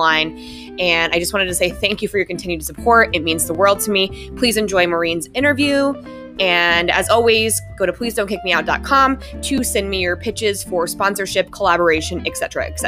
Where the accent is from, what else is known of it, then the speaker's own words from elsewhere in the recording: Denver, Colorado, United States; We are both from Denver